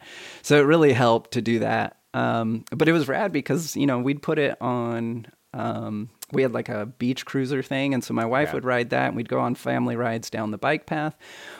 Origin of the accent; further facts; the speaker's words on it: Hawaii, United States; Yeah, this is when we grew up in Hawaii.